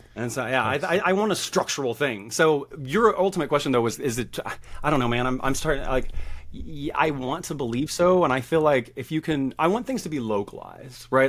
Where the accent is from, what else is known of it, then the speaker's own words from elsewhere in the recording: the South, United States; I grew up in the South.